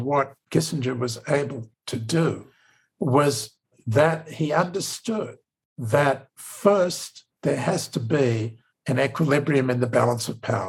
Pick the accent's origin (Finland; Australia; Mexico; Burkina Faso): Australia; accent: Australian; now in United States; as an American Jew with an Australian accent